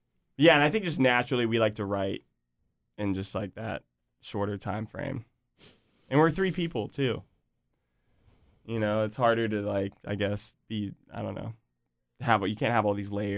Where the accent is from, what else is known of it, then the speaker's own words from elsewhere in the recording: Virginia Beach, Virginia, United States; I was born in Virginia Beach. I've got family at the beach, grew up there, you know, love it.